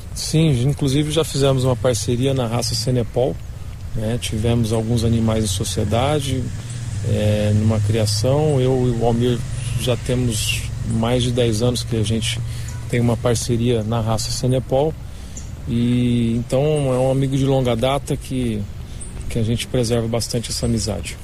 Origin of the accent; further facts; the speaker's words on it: Campo Grande, Mato Grosso do Sul, Brazil; also born or lived in São Paulo; Eu nasci em São Paulo, em 1978, e vim aos três anos de idade para Campo Grande e aqui fiquei.